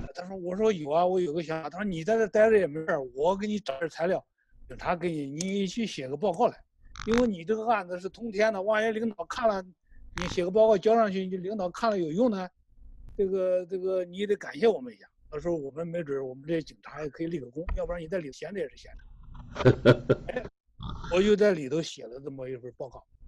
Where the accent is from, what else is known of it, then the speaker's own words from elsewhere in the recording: China; 我们作为一个中国人